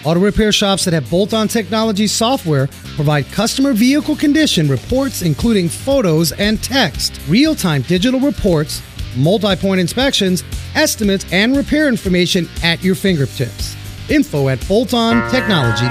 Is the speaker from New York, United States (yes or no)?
yes; New York City, New York, United States; I grew up in New York City in the 80s